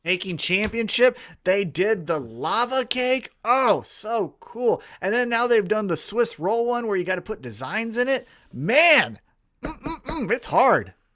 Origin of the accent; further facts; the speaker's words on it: Kansas City, United States; I'm from Kansas City.